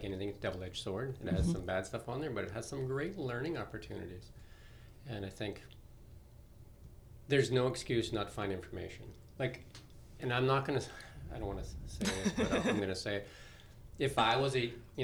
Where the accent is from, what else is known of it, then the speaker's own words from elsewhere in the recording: Midway, British Columbia, Canada; when I was growing up in Midway